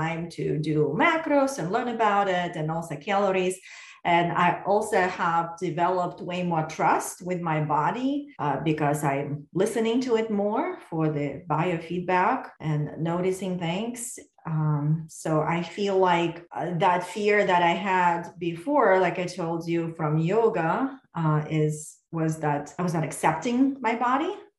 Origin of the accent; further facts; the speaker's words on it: Moscow, Russia; moved away as an adult; now in United States; when I was growing up in Russia